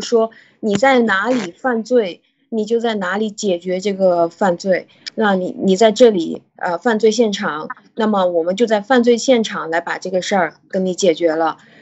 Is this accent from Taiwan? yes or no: no; China; 我们中国人